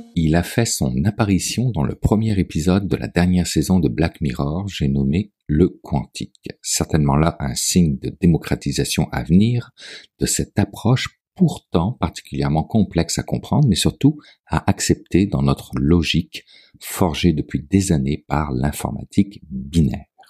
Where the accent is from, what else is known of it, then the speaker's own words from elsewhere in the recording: Quebec, Canada; Chez nous, au Québec